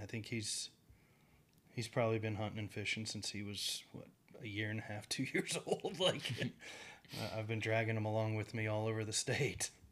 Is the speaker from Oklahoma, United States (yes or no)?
yes; Oklahoma, United States; I grew up in Oklahoma myself